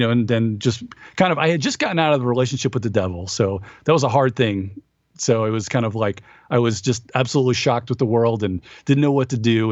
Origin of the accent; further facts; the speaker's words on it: Long Island, New York, United States; moved away; I'm from Long Island